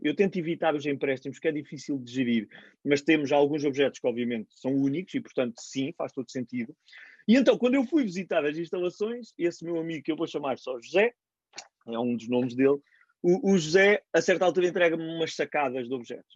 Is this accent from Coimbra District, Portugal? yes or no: yes; Cantanhede, Coimbra District, Portugal; Cantanhede, de onde sou